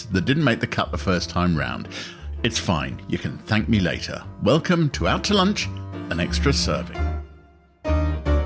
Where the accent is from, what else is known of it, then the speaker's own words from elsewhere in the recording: Harrow, London, United Kingdom; we both grew up in the London borough of Harrow